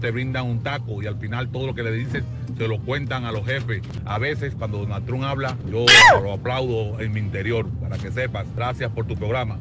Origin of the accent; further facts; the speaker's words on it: Cuba; moved away; Yo soy cubano